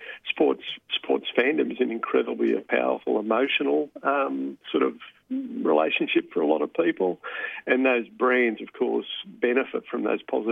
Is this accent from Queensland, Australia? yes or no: no; Sydney, New South Wales, Australia; I grew up in Sydney